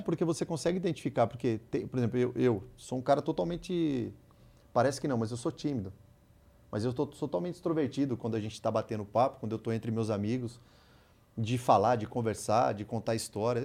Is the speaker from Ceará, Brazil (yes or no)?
no; Iracemápolis, São Paulo, Brazil; moved away; also born or lived in Santos / Rio de Janeiro / Ukraine / England; Saí lá de Iracemápolis